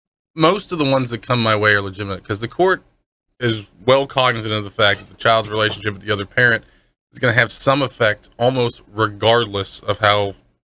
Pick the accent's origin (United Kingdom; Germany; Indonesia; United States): United States; Pittsburgh, Pennsylvania; now in Florida, United States; I'm not from here. I'm originally from Pittsburgh.